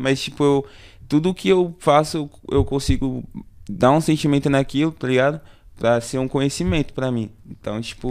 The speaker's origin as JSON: {"language": "Portuguese", "region": "São Paulo", "country": "Brazil", "said": "eu sou da região do Jangadeiro, tá ligado? É um bairro ali que é perto, próximo ao em Mirim"}